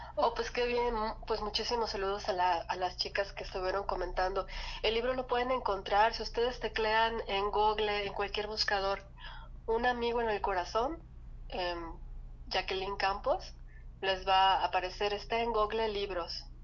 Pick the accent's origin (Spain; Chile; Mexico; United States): Mexico; Yucatán; moved away; en Yucatán, de donde soy